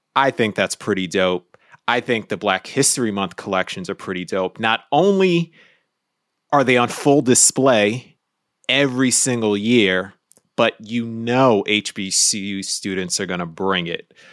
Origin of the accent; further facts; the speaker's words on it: New York City, New York, United States; I was born and raised in New York City